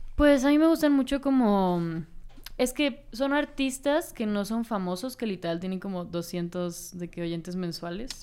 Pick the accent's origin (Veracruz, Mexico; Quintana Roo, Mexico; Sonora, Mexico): Quintana Roo, Mexico; Cancún; yo soy de Cancún entonces, eh, pues es un pueblo muy chiquito